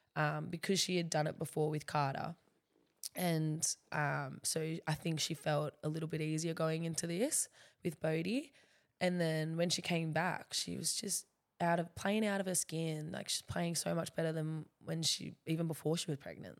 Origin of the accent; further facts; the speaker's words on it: Central Coast, New South Wales, Australia; moved away as an adult; now in Gold Coast, Australia; I love the Central Coast